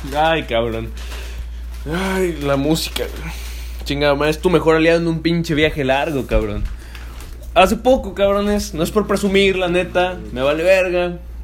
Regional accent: Mexico; aquí en mi país, cabrón, del orgulloso que me sentía ser mexicano

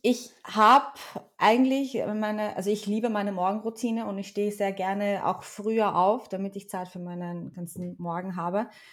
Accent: Vienna, Austria; ich bin halt in Wien auch wirklich aufgewachsen. Zwar nicht hier geboren, aber in Wien aufgewachsen

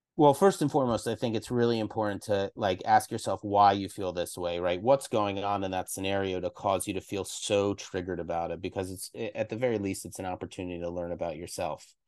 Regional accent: East Coast, United States; moved away; growing up on the East Coast.

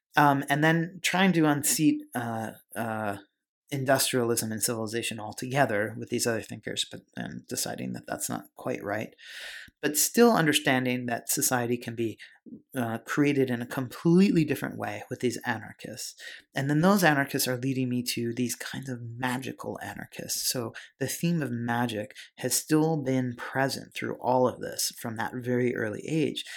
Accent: Pennsylvania, United States; I grew up in Pennsylvania

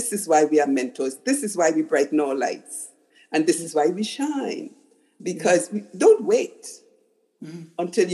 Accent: Trinidad & Tobago; I was a little girl growing up in Trinidad, which is a very racist country

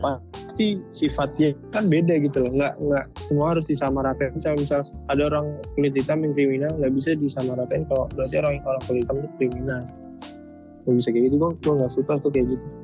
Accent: Java, Indonesia; Gua kan orang Jawa

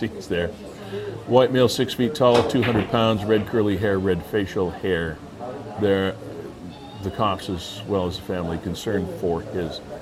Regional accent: Niagara Falls, Ontario, Canada; also born or lived in Fort Erie, Ontario; I grew up more in the Falls area and Black Creek, Fort Erie side of things.

